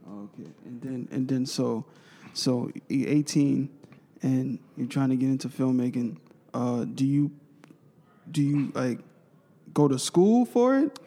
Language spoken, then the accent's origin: English; New York City, New York, United States; I'm from Brooklyn